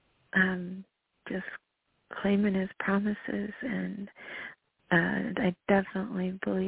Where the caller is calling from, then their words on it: North Carolina, United States; from North Carolina, and you are on fire.